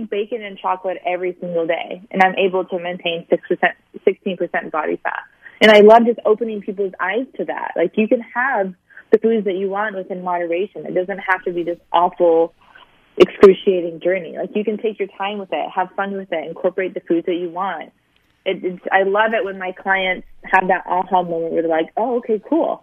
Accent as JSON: {"language": "English", "region": "Sicily", "country": "Italy", "tie": "born or raised there", "also_born_or_lived": "Springfield, Missouri", "moved": "yes", "lives_now": "California, United States", "said": "I was raised in Sicily, so I was raised near a beach."}